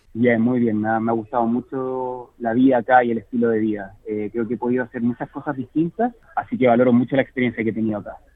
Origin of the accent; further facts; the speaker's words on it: Chile; moved away as an adult; also born or lived in Sydney, Australia / New South Wales, Australia; now in Australia; yo jugaba tenis en Chile antes de venirme acá a vivir a Australia